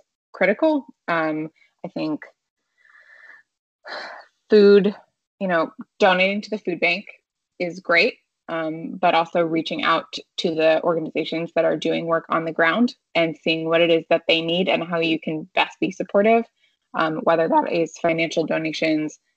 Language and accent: English; United States; my hometown was home to the Cherokee people